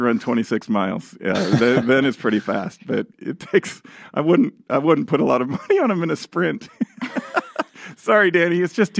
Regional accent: Idaho, United States; I was born in Idaho

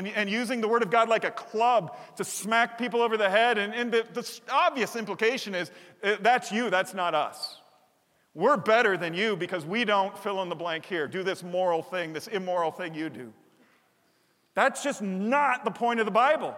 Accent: Chicago, Illinois, United States; moved away; I grew up in Chicago

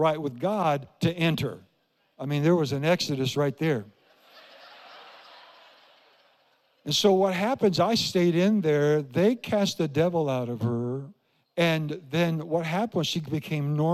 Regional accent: Iowa, United States; I grew up in Iowa

